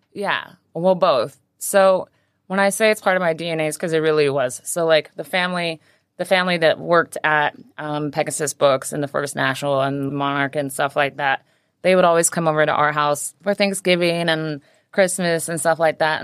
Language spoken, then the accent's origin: English; Pocatello, Idaho, United States; also born or lived in Maui, Hawaii / Portland; now in Hong Kong; I was born on Maui. I lived there till I was six, and then I was raised in a small town called Pocatello, Idaho